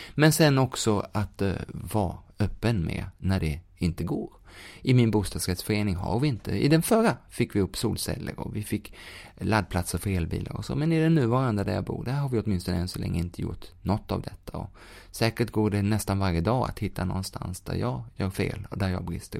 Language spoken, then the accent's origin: Swedish; Sweden; vi som svenskar kan göra, eller som boende i Sverige